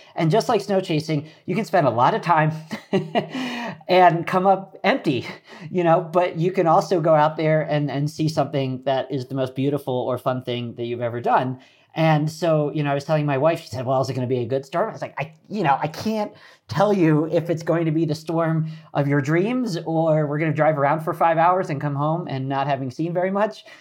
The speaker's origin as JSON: {"language": "English", "town": "Philadelphia", "region": "Pennsylvania", "country": "United States", "tie": "born or raised there", "moved": "yes", "said": "I grew up outside of Philadelphia"}